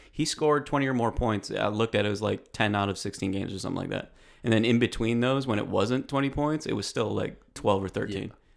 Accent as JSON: {"language": "English", "town": "Rochester", "region": "New York", "country": "United States", "moved": "yes", "said": "I'm from Rochester, New York originally"}